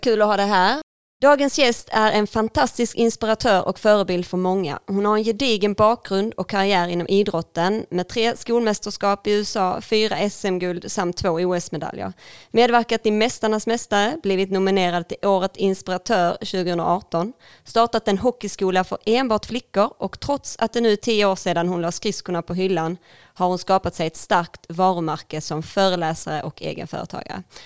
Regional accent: Ängelholm, Skåne, Sweden; vi växte upp på Utmarken

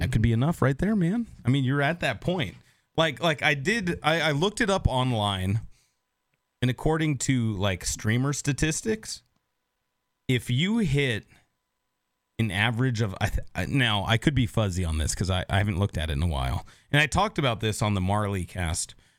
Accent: Seattle, Washington, United States; now in Nashville, United States; I grew up in Seattle

